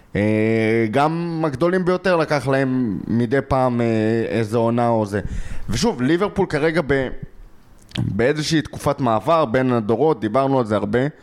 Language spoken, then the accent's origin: Hebrew; Israel